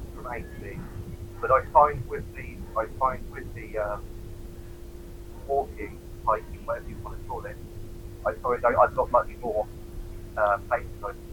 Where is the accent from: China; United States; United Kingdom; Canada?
United Kingdom; Oxford, South East England; Oxford, born and bred